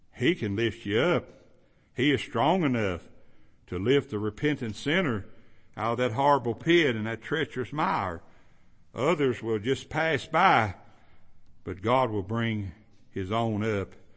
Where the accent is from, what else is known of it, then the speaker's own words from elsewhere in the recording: Kentucky, United States; where I grew up in Kentucky, there's a lot of them.